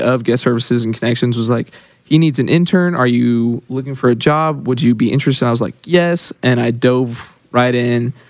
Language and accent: English; Yukon, Oklahoma, United States; I'm from Yukon, Oklahoma.